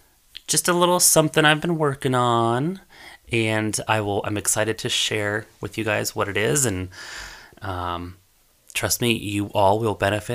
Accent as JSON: {"language": "English", "town": "Pueblo", "region": "Colorado", "country": "United States", "tie": "born or raised there", "said": "I grew up in Pueblo, that's where I went to high school"}